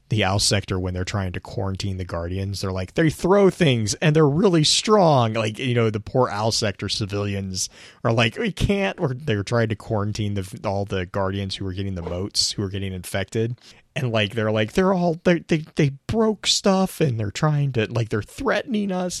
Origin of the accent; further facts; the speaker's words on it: United States; me as an American